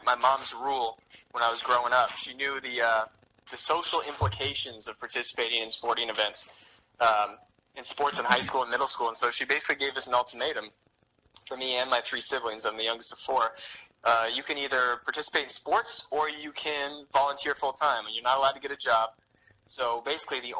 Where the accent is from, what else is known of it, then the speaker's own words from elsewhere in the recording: Alaska, United States; moved away as an adult; also born or lived in Moscow, Idaho; now in southern Idaho, United States; I was born and raised in Alaska and moved to Moscow